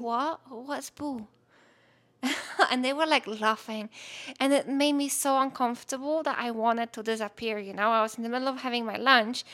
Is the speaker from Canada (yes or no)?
no; Poland; English is a second language; moved away as an adult; I'm from Poland